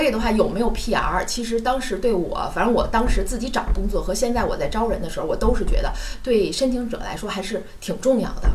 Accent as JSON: {"language": "Chinese", "region": "Beijing", "country": "China", "also_born_or_lived": "Sichuan", "moved": "as an adult", "lives_now": "Australia", "said": "因为我是北京人嘛，嗯，然后对。，呃，虽然我是在四川上的大学，但是毕业之后呢，就回到了北京，然后嗯。一直在北京工作"}